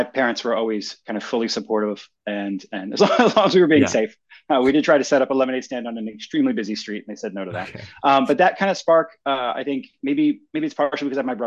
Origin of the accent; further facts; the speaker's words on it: Philadelphia, Pennsylvania, United States; I grew up in Philadelphia, in the Northeast